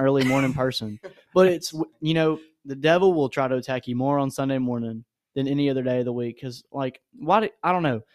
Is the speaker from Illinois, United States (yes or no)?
no; Nashville, Tennessee, United States; moved away as an adult; I'm from Nashville